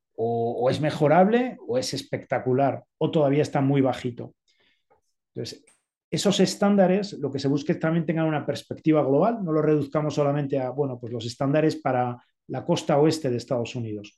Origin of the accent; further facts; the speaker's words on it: Spain; moved away as an adult; also born or lived in Zaragoza; now in Mexico City, Mexico; soy español